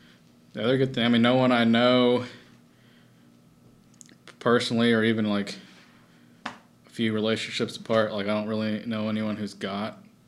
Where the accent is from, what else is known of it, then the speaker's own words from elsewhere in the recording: Texas, United States; I was, you know, since I'm from Texas.